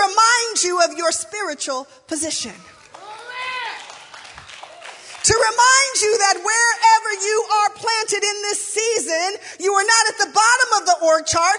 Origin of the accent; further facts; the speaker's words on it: Lacey, Washington, United States; I grew up in the Baptist church, it felt like we were always, in my Baptist church anyway, in little old Lacey, Washington